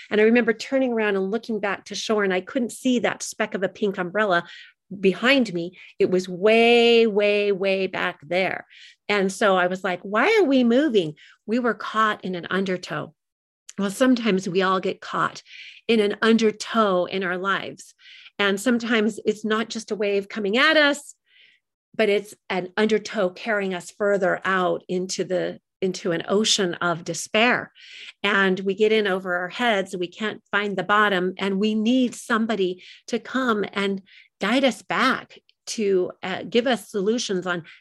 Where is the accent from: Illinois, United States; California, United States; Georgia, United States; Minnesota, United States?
California, United States; also born or lived in Long Beach, United States; But when I was a little girl, I grew up in California, all over the place, because my father was in the military. And while we lived in Long Beach, California